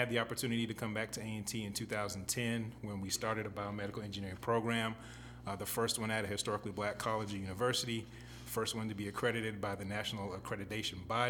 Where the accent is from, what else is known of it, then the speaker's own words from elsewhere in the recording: Seattle, Washington, United States; I was born and raised in Seattle, Washington